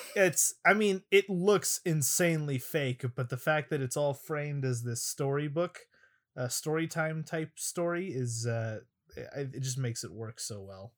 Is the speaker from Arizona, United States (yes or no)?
yes; Arizona, United States; in my elementary school, uh, whenever there was either a rainy day or a heat advisory day, because I'm from Arizona